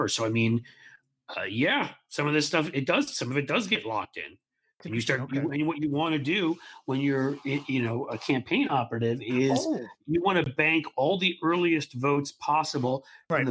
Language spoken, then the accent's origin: English; New York City, New York, United States; moved away as an adult; also born or lived in Pennsylvania; I grew up in New York City and cast most of my earliest votes in Pennsylvania because that's where I was living for college